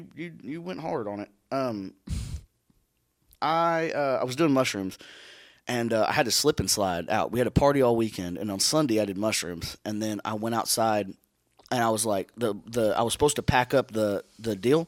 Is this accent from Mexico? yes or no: no; Ireland; It's okay. I'm Irish.